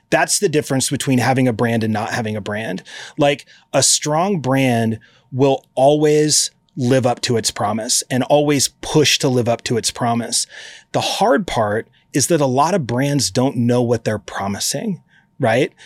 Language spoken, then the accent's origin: English; Eugene, Oregon, United States; I grew up in Eugene, Oregon.